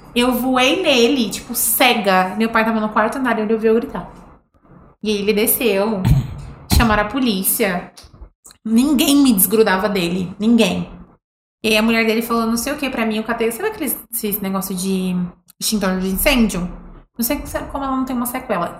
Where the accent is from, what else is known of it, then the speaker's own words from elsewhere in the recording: São Paulo, Brazil; moved away; Eu sou de São Paulo